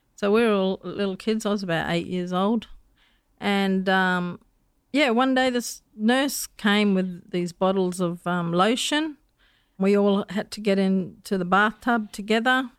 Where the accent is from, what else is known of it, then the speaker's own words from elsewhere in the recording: Darwin, Northern Territory, Australia; also born or lived in Daly River; I was born in Darwin, but my cultural background is a bit of a bitsa.